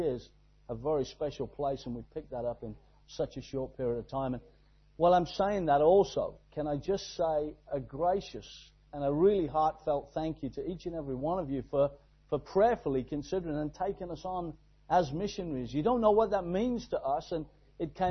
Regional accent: Exeter, South West England, United Kingdom; we are from Exeter, down in the southwest of England, right down there in God's country, tucked away

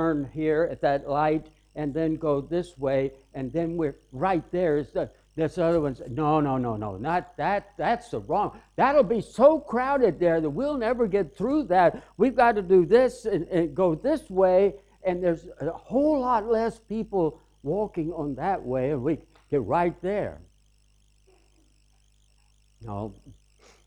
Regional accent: the South, United States; I'm from the South.

